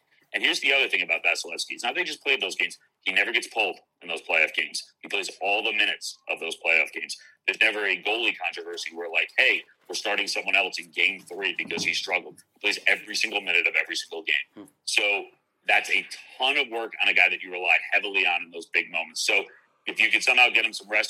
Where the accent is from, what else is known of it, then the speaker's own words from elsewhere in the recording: Long Island, New York, United States; I grew up on Long Island